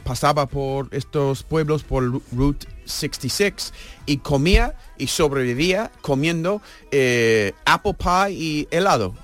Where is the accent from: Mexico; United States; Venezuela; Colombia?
United States; moved away